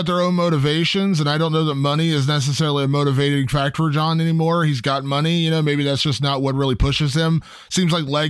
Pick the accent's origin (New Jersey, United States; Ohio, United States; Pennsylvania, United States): Ohio, United States; Cincinnati; Obviously I'm from Cincinnati